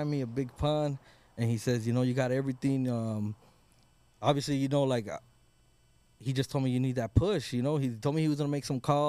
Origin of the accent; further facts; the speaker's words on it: Oxnard, California, United States; I'm from Oxnard, bro.